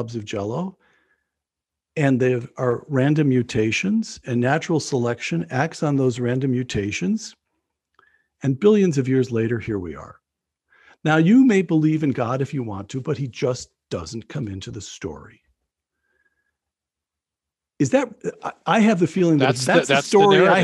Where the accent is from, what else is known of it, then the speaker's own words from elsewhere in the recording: upstate New York, United States; I'm a product of the American educational system, public schools in upstate New York.